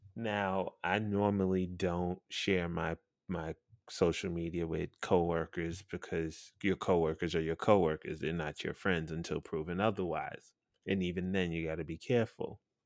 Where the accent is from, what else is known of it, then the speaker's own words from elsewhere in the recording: New York City, New York, United States; as a New Yorker, born and raised in Brooklyn, goddamn New York